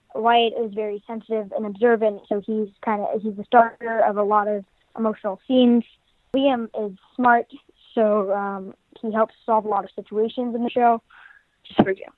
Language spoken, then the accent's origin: English; California, United States; I'm from California